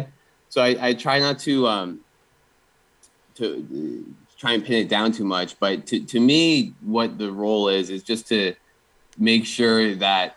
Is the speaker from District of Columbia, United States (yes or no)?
no; New Jersey, United States; born or raised there